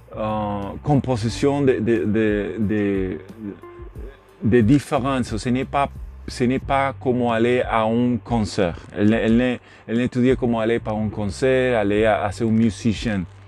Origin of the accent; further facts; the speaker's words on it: Puerto Rico; French is a second language; yo soy de Puerto Rico, yo soy nean en, en, gran en Puerto Rico